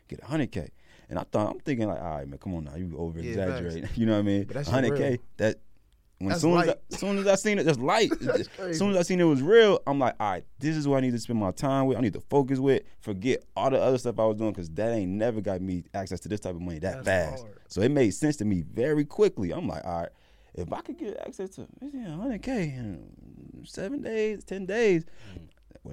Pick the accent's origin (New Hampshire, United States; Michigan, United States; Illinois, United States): Illinois, United States; Chicago; I'm from Chicago